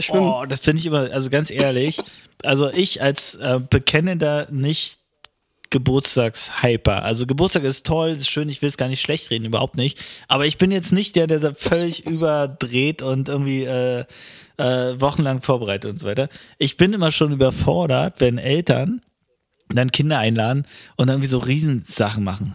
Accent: East Germany, Germany

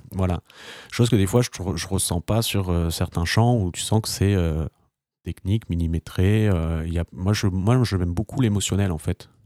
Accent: France; en tant que Français

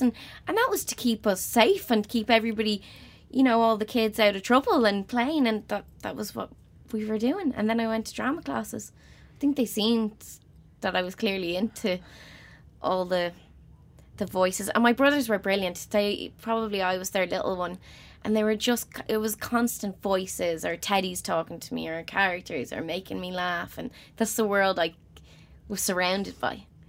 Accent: Dublin, Leinster, Ireland; I'm from Crumlin, t-, tiny little house in Crumlin.

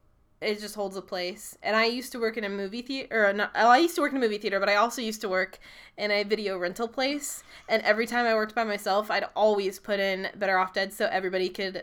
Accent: Decatur, Illinois / Mount Zion, United States; we are from Decatur, Illinois, Mount Zion, Illinois. We are completely surrounded by cornfields.

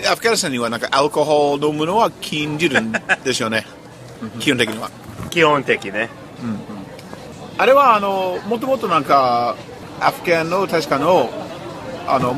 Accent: United States; Japanese is a second language; 私はアメリカ人で、

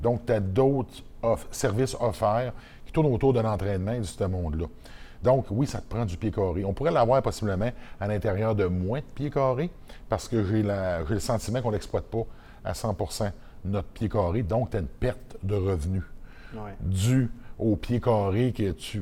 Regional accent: Côte-Nord, Quebec, Canada; moved away; c'est dans mon village natal. la Côte-Nord

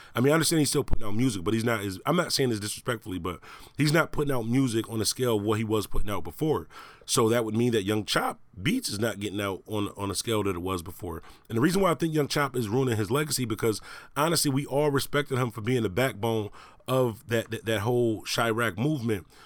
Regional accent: Buffalo, New York, United States; Buffalo, New York, my hometown

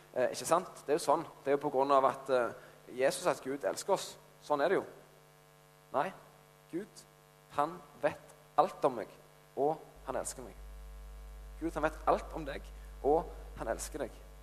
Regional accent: Ryfylke, Rogaland, Norway; Jeg kommer ikke bare fra Ryfylke, jeg kommer fra den fineste plassen i Ryfylke, fra Fågen

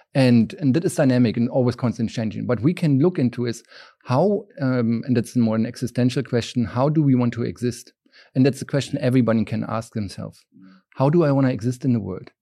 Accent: just south of Berlin, Brandenburg, Germany; moved away; I grew up, uh, just south of Berlin and, um, in a small town

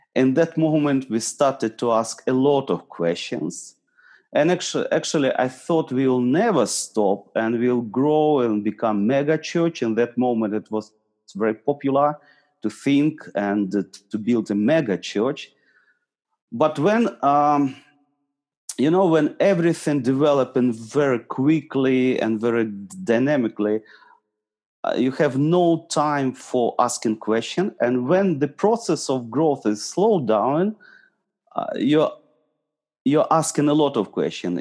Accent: Eastern Ukraine, Ukraine; I'm from Ukraine. Originally, I'm from east of Ukraine.

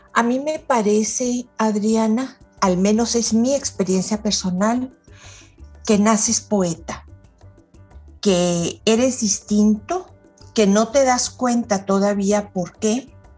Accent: Chihuahua, Mexico; now in Monterrey, Mexico; Yo soy nacida en Chihuahua de inmigrantes libaneses

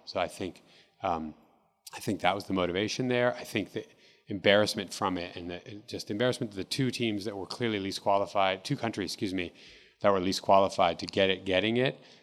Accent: Seattle, Washington, United States; also born or lived in Mexico; I grew up here in Seattle

